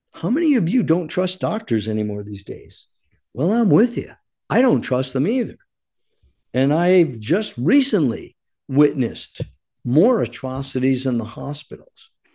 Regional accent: United States; I am an American fighting man

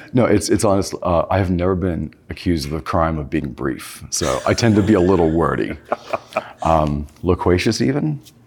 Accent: California, United States; I grew up in California

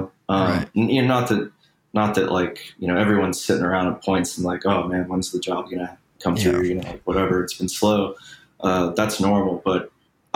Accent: Chattanooga, Tennessee, United States; moved away as an adult; also born or lived in Nashville, Tennessee; now in Los Angeles, United States; I was born in Tennessee in a town called Chattanooga

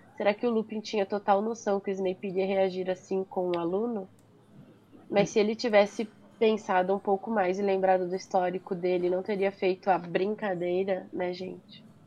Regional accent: Brazil; eu nasci born and raised no Brasil.

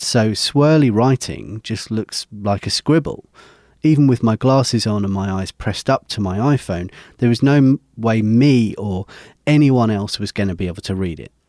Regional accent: United Kingdom; my home country of the U K

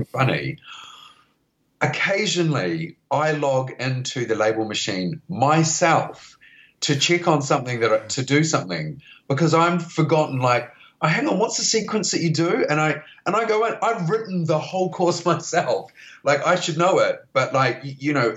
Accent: New Zealand; accent: Kiwi; moved away as an adult; now in United Kingdom; I started off in New Zealand, which is where my Kiwi accent comes from.

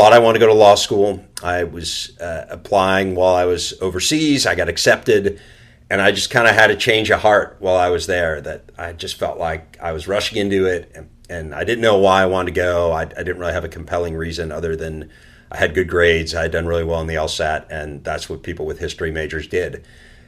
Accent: Chicago, Illinois, United States; growing up in Chicago, you know, we had Harry Carey and Jack Brickhouse

